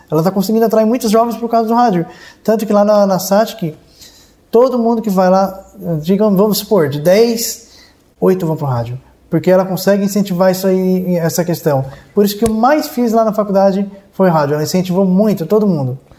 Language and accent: Portuguese; Cocal do Sul, Santa Catarina, Brazil; also born or lived in Urussanga; Eu nasci em Uruçanga, mas morei de zero aos 18 anos em Cocal do Sul